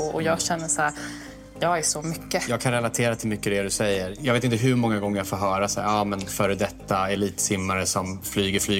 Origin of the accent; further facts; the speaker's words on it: Afghanistan; moved away; eh, Afghanistan eh, och i Afghanistan tittar man på otroligt mycket Bollywood. Så att jag har ju vuxit upp med det